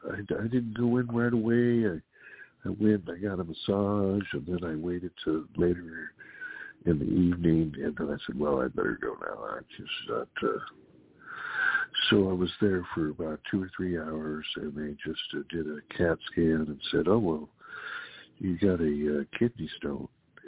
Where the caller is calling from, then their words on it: California, United States; calling in from California.